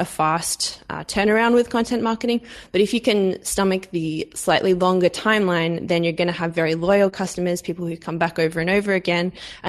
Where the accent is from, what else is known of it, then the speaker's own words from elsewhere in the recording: Australia; born there; I am Australian by birth.